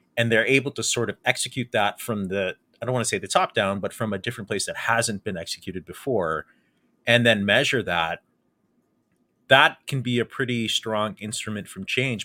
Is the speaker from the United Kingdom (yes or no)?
no; Windsor, Ontario, Canada; growing up in South Walkerville, uh, and, and in the Walker Home Sites area